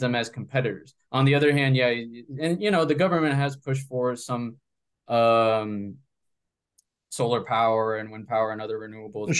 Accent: Coral Springs, Florida, United States; also born or lived in Bogota, Colombia; I grew up in South Florida, in a city called uh, Coral Springs, about 40 minutes north of Miami

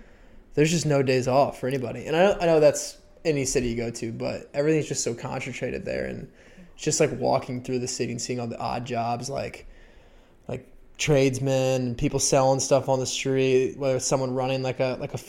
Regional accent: Midwest, United States; we're from the Midwest

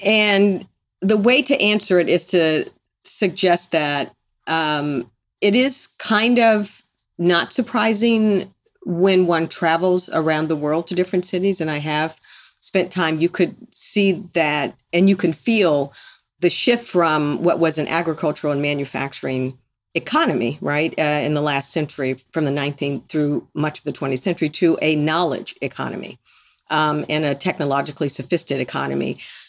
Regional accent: Detroit, Michigan, United States; also born or lived in Miami; I was born in Detroit, raised partly there in Miami.

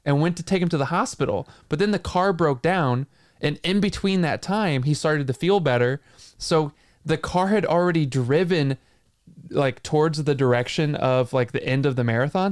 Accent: St. Louis, Missouri, United States; born or raised there

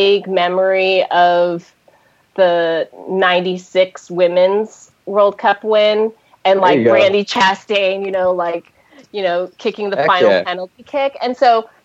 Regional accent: Hawaii, United States; I've been living in, or I grew up in Hawaii

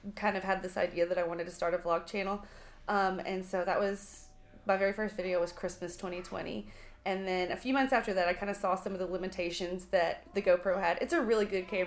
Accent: Arkansas, United States; moved away as an adult; now in Dallas, United States; I grew up in Arkansas, too. Obviously, I'm Cambry's sister, but now we live in Dallas

